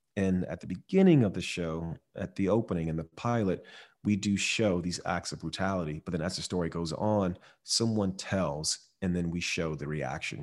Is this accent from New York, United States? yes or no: no; Miami, Florida, United States; I grew up in Miami